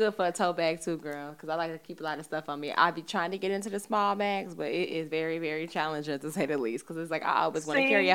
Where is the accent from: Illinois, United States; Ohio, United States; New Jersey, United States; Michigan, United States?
Illinois, United States; Chicago; I'm from the Midwest too. I'm from Chicago